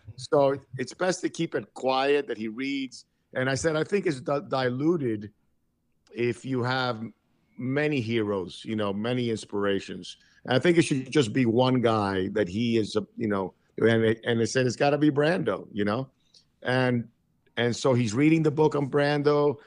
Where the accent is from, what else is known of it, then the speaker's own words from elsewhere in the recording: Miami Beach, Florida, United States; English is a second language; also born or lived in Cuba; when I was growing up in Miami Beach, you know, in the 60s, I came from Cuba as, as a five and a half year old. I didn't speak English